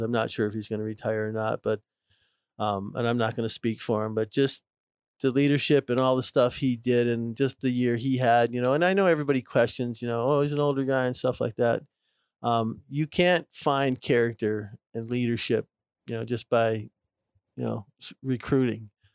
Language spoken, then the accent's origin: English; Minnesota, United States; moved away; I'm from Minnesota